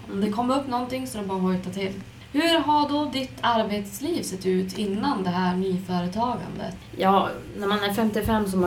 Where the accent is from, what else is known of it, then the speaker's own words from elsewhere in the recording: Arvidsjaur, Norrbotten County, Sweden; now in Ursviken, Sweden; bor i Ursviken kommer ju egentligen inte från Skellefteå utan jag flyttade hit från Arvidsjaur 85 faktiskt.